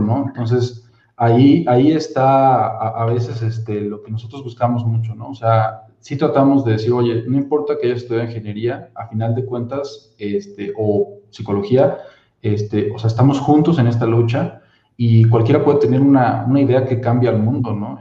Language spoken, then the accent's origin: Spanish; Mexico